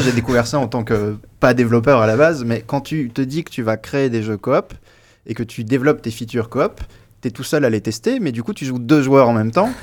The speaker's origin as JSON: {"language": "French", "area": "Nord", "region": "Hauts-de-France", "country": "France", "moved": "yes", "said": "je suis du Nord à la base"}